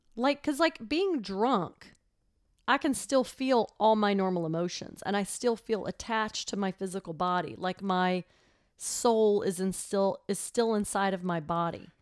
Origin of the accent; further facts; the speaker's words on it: Texas, United States; moved away as an adult; also born or lived in Chicago; I grew up in Texas, obviously, and I went to Texas A and M.